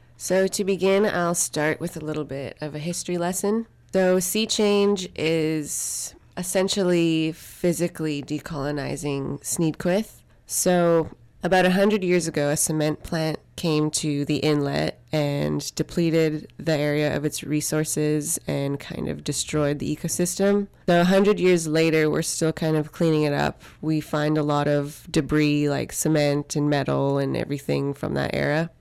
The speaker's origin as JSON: {"language": "English", "country": "Canada", "said": "I'm from Psych and First Nation in the Hussainwich Territory"}